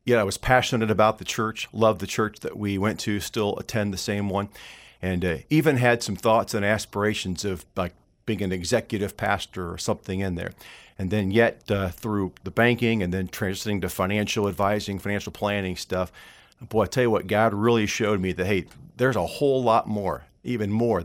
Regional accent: Kankakee, Illinois, United States; Okay, yeah, I grew up around Olivet, which is a Nazarene college there in Illinois.

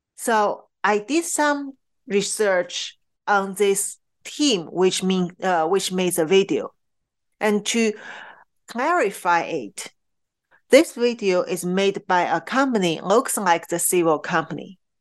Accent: Qingdao, Shandong, China; moved away; in Qingdao, my hometown

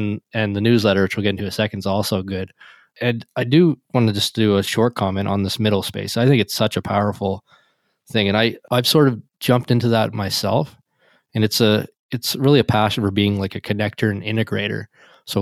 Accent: Canada; I'm Canadian up here as well

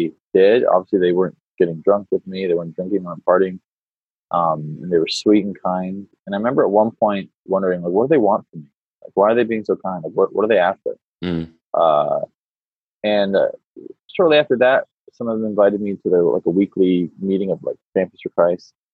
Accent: Canada; moved away as an adult; now in United States; I'm a Canadian by birth and was raised in Canada until I was about 20, 22. And then me and my wife moved to the States

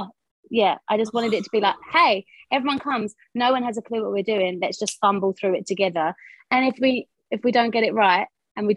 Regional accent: United Kingdom; moved away as an adult; now in Wellington, New Zealand; as you can hear from my accent, I'm from East London, Essex.

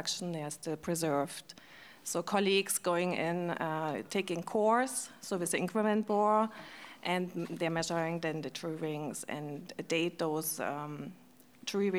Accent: Germany; I'm from Germany and I'm a dendrochronologist

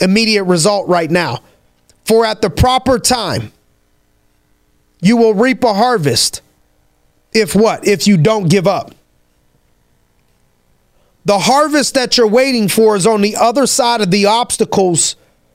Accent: Youngstown, Ohio, United States; I'm from Youngstown, Ohio

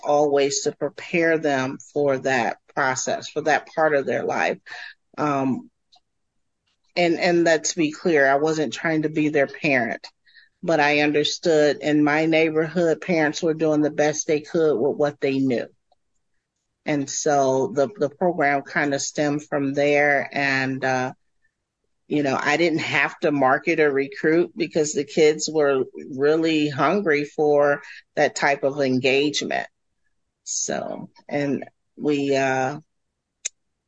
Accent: Cleveland, Ohio, United States; also born or lived in Columbus, Ohio; I am originally from Cleveland, Ohio, and have roots in the Columbus area as well

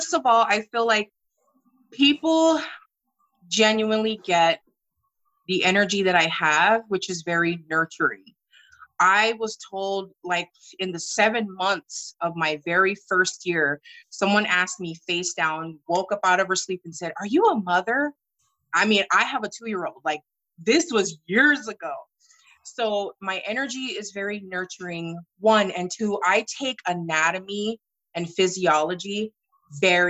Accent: Hawaii, United States; moved away as an adult; also born or lived in Sacramento, California; now in Sandy, United States; So I'm originally from Hawaii, and I moved to Sacramento in late 2009

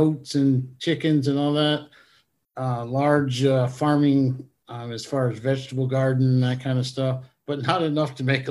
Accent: West Carthage, New York, United States; moved away as an adult; also born or lived in Georgia; now in Stapleton, Georgia, United States; I come from a small town in upstate New York. It's called West Carthage. It's up on the Canadian border near Fort Drum.

